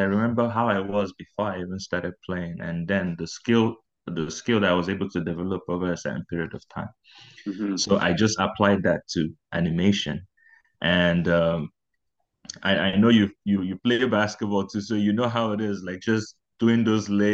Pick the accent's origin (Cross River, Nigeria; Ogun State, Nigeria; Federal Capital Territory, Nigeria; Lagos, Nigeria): Federal Capital Territory, Nigeria; Abuja; moved away as an adult; also born or lived in Owerri, Imo State, Nigeria; now in Prince Edward Island, Canada; I was born in Abuja. I was born and raised in Abuja, but towards the later end of my teens, we had to move to Owerri, which is in my state, my home state.